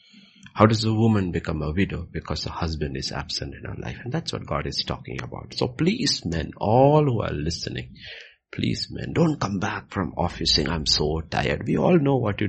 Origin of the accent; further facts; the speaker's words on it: Kerala, India; I come from Kerala.